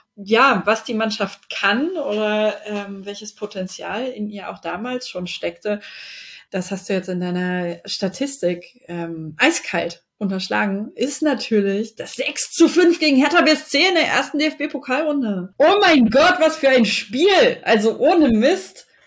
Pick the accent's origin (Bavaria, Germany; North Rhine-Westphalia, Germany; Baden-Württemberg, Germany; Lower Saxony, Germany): Lower Saxony, Germany; Wolfenbüttel; also born or lived in Braunschweig; now in Hannover, Germany; komme aber ursprünglich aus Braunschweig, so weit weg voneinander sind die Städte ja nicht. Äh, da bin ich groß geworden, beziehungsweise ganz ursprünglich komme ich aus Wolfenbüttel, das ist kurz vor Braunschweig